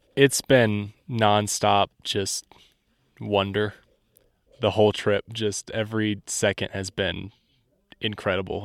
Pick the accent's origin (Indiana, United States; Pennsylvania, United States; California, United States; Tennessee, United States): Indiana, United States; I'm from Indiana, so there's not a whole lot of diversity there